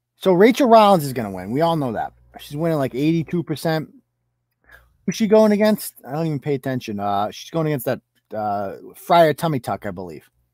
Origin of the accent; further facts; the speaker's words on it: Worcester, Massachusetts, United States; I was born and raised in Worcester, product of the Worcester Public Schools